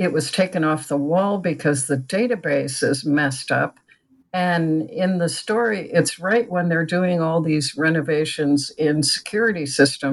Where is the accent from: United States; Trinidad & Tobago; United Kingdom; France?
United States; New England; now in Champaign-Urbana, United States; I grew up in New England